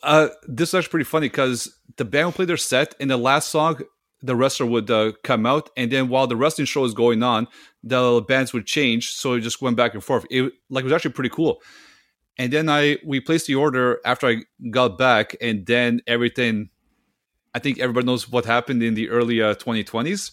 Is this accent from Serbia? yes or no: yes; Serbia; English is a second language; now in Canada; my home country of, uh, Serbia